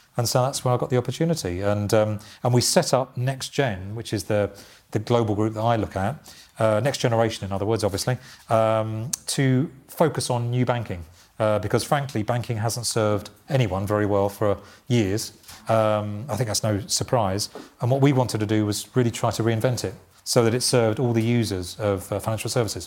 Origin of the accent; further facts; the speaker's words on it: Essex, East of England, United Kingdom; i was born in Essex